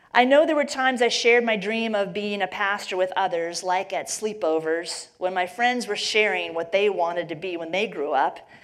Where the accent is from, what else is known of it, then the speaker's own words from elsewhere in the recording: Midwest, United States; I grew up in the Midwest